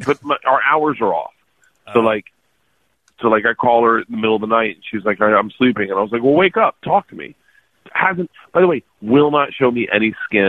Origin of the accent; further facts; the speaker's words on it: United States; moved away as an adult; now in Serbia; they just see me being American.